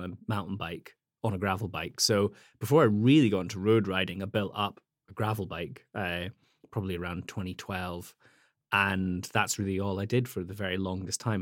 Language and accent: English; Scottish Highlands, Scotland, United Kingdom; moved away; I grew up in Scotland, uh, in the Highlands.